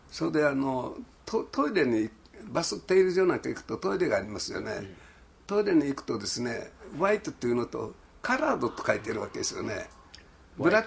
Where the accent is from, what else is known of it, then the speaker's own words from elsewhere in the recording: Okinawa, Japan; 沖縄から来たと言いましたうん、沖縄、はい、はい、沖縄から来た